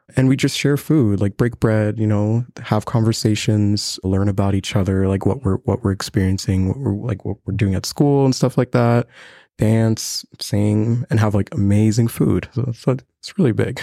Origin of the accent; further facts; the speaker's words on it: Burundi; now in Lethbridge, Canada; I'm from Burundi. It's a small country in East Africa, right next to Rwanda